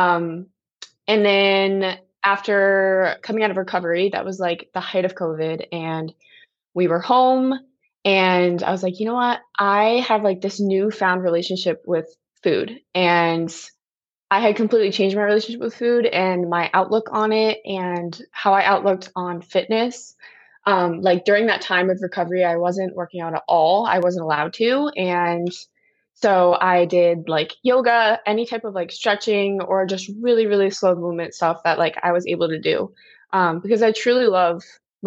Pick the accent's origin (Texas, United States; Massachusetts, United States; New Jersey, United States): New Jersey, United States; now in Virginia, United States; I'm originally from New Jersey